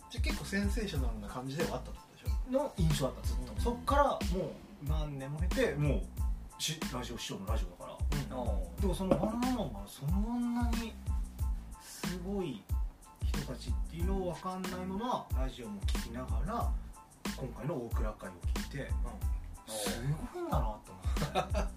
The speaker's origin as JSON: {"language": "Japanese", "region": "Hiroshima", "country": "Japan", "tie": "born or raised there", "also_born_or_lived": "Osaka", "moved": "yes", "lives_now": "Tokyo, Japan", "said": "僕って広島出身の大阪住んで、はいはい東京に来たっていう流れ"}